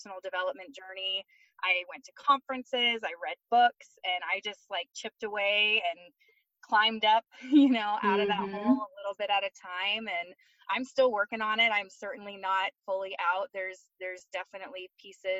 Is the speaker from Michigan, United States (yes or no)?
yes; Michigan, United States; moved away as an adult; also born or lived in Florida / Arizona / California; now in Colorado, United States; I'm originally from Michigan. I grew up there my whole life